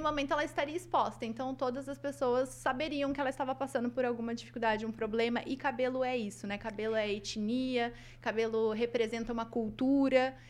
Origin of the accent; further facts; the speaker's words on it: Maringá, Paraná, Brazil; eu nasci aqui em Maringá, então eu sou da cidade de Maringá. É, cresci aqui